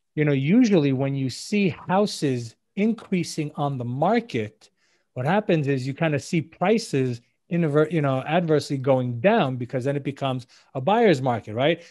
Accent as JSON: {"language": "English", "town": "New York City", "region": "New York", "country": "United States", "also_born_or_lived": "Israel", "moved": "as an adult", "lives_now": "South Florida, United States", "said": "I'm originally from New York City. Uh, I live now in South Florida"}